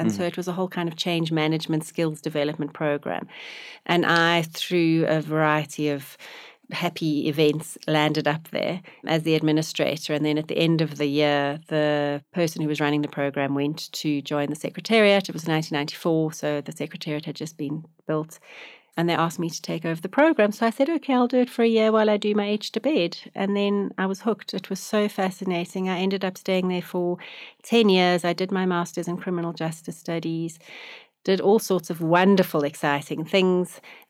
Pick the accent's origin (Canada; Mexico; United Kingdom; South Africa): South Africa; Johannesburg, Gauteng; I grew up in Johannesburg, went to school in Johannesburg, went to university at Wits University.